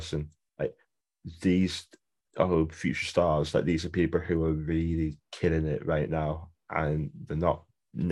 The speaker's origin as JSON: {"language": "English", "town": "Wigan", "region": "North West England", "country": "United Kingdom", "said": "I'm from Wigan, I'm British, like Northwest based"}